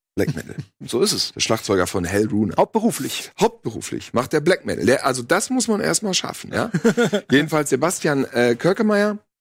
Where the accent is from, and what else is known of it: Bielefeld-Gütersloh, North Rhine-Westphalia, Germany